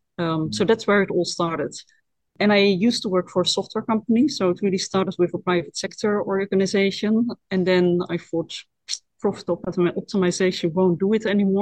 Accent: Netherlands; accent: Dutch; English is a second language; moved away as an adult; And my hometown is literally 5 kilometers away from where IOC takes place. It's the next village down at the coast

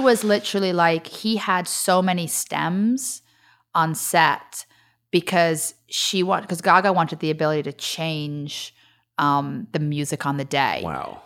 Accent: Liverpool, North West England, United Kingdom; moved away as an adult; now in United States; grew up in Liverpool

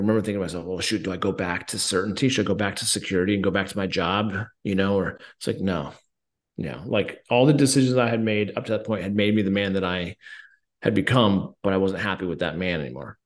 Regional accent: Colorado, United States; I'm from Colorado

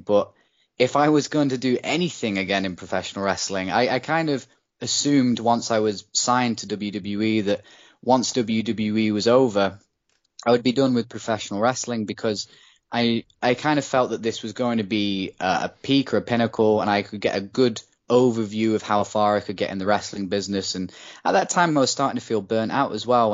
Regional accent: United Kingdom; being a British person

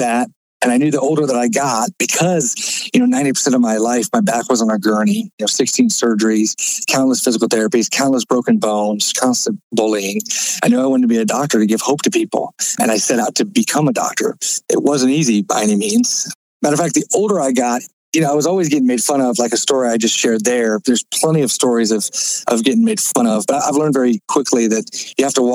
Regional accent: Florida, United States; I was born in Florida

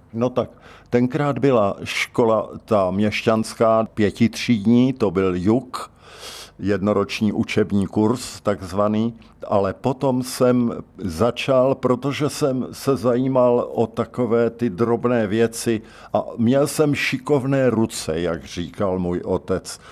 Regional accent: České Budějovice, South Bohemian Region, Czechia; Narodil jsem se v Českých Budějovicích, kněžské ulici číslo 5

